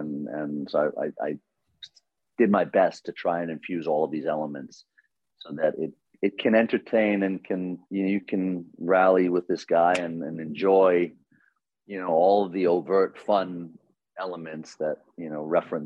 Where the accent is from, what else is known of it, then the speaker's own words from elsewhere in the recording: New York City, New York, United States; I grew up in Queens